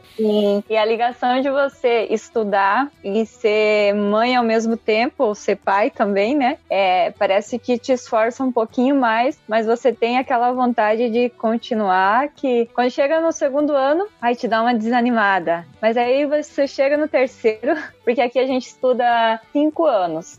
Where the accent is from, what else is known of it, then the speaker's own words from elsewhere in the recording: San Cristóbal, Paraguay; eu moro aqui no Paraguai, ou seja, eu nasci aqui no Paraguai.